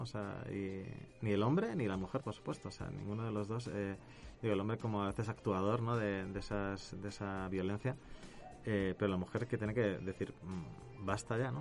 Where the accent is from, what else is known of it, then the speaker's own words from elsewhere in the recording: Spain; now in Mexico; mi acento me delata, pero no soy de aquí cerca, sino que soy de allá lejos, eh, del otro lado del charco, em, en Europa. yo vengo de España